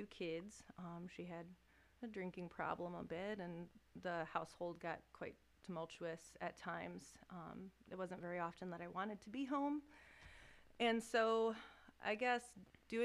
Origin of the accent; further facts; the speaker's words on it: Lansing, Michigan, United States; now in Charlotte, United States; I grew up in Lansing, but I live in Charlotte.